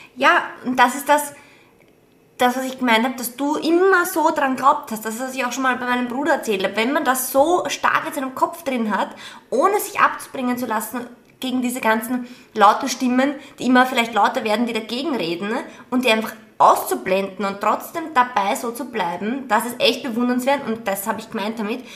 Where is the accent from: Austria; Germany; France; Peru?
Austria; bei uns in Österreich